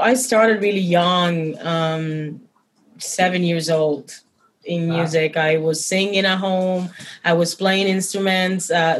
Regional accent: Santiago de Cuba, Cuba; I come from Santiago de Cuba, which is a very ancient in tradition city in Cuba

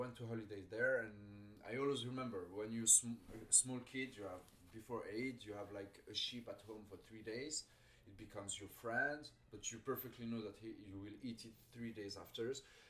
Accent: Switzerland; I'm from an Algerian father. I grew up in Switzerland.

